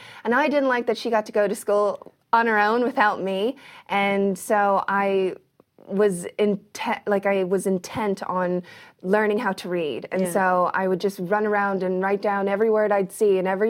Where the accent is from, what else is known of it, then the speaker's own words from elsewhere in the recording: Kentucky, United States; born there; I was born in like the most random place ever. I was born in Kentucky.